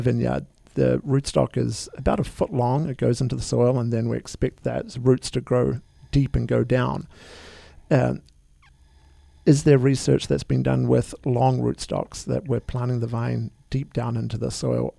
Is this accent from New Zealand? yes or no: yes; New Zealand; now in United States; I'm originally from New Zealand.